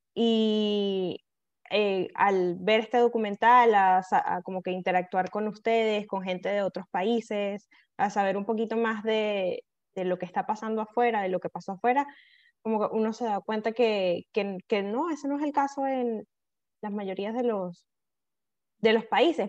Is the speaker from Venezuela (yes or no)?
yes; Venezuela